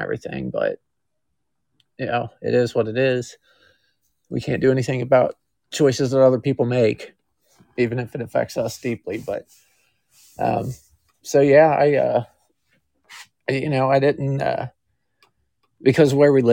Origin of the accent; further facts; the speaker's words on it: Kentucky, United States; I was born in Kentucky, lived here my whole life.